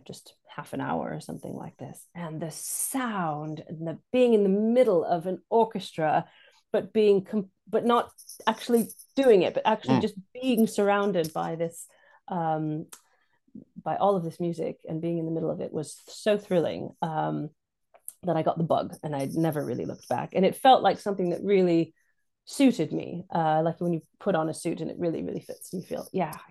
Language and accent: English; Santa Cruz, California, United States; moved away as an adult; now in United Kingdom; my hometown, where my mom was the one of the professors at University of California, Santa Cruz